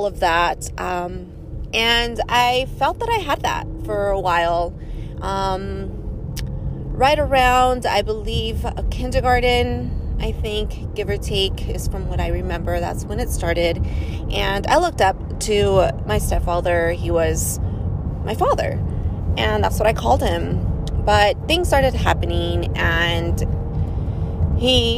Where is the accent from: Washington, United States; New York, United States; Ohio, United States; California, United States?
California, United States; also born or lived in Georgia / Florida / Kuwait; I was born here in California. That is where I am currently living at.